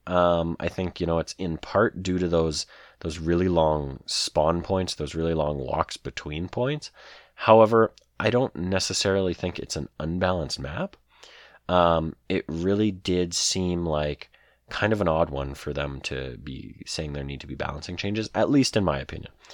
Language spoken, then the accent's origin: English; Canada; I'm Canadian